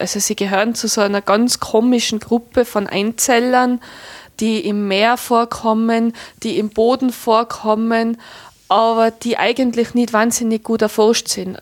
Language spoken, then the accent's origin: German; Tyrol, Austria; bei uns in Tirol